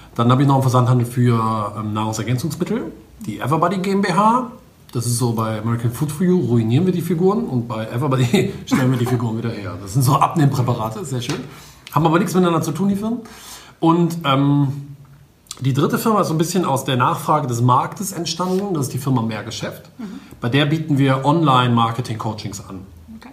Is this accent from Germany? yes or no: yes; Wuppertal, North Rhine-Westphalia, Germany; now in Düsseldorf, Germany; ich komme aus, ähm, eigentlich aus Wuppertal, wohne aber in Düsseldorf